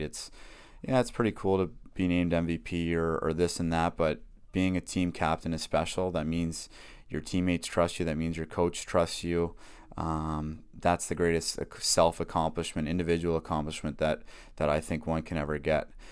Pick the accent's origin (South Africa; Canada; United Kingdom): Canada; Whitby, Ontario; born or raised there